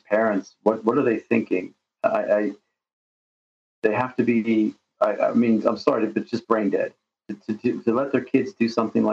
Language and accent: English; United States; moved away as an adult; now in Russia; my childhood growing up in America